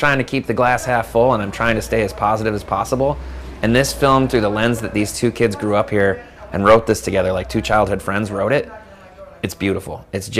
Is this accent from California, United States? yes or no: yes; San Francisco, California, United States; you know, when you meet somebody older and you're like, I'm from San Francisco.